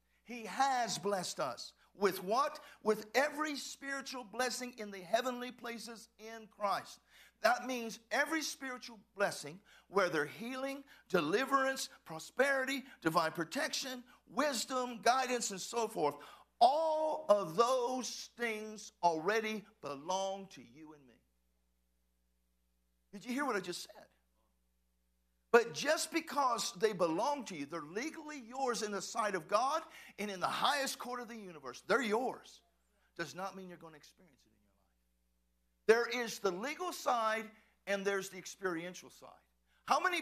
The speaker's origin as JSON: {"language": "English", "region": "Texas", "country": "United States", "said": "I'm from Texas"}